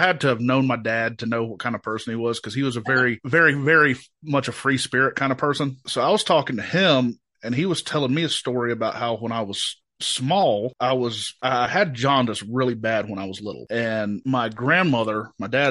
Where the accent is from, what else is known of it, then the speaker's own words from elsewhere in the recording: Boone, North Carolina, United States; I'm from Boone, born and raised, small mountain town